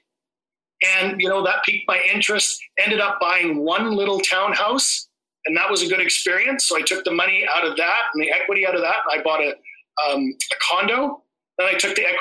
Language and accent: English; Vancouver, British Columbia, Canada; I'm from Vancouver, Canada